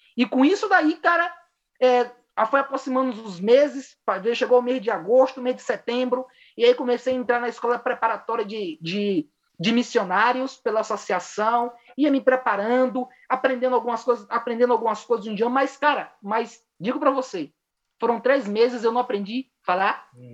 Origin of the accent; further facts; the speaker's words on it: Bahia, Brazil; moved away as an adult; now in Chile; sou natural da Bahia